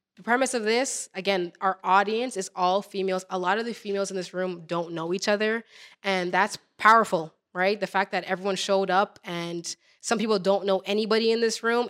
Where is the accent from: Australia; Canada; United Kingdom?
Canada; Toronto, Ontario; the same borough that I was from